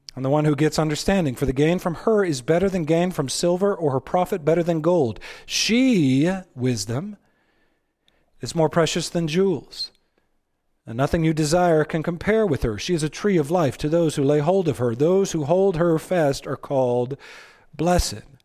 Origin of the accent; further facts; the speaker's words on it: Texas, United States; I'm from Texas